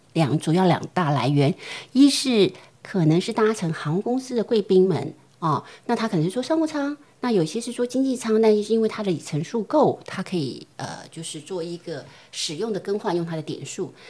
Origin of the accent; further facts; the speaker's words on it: Taiwan; moved away; also born or lived in United States / Japan / Shanghai; 我们台湾人就很喜欢茶叶蛋